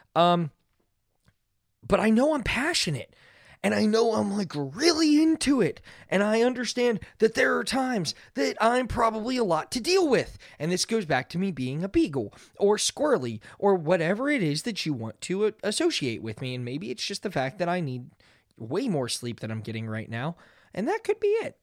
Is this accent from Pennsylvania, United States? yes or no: yes; Pittsburgh, Pennsylvania, United States; I'm from Pittsburgh